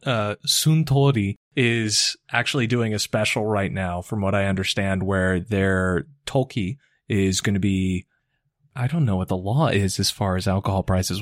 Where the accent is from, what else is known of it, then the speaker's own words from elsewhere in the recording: United States; accent: American; my American accent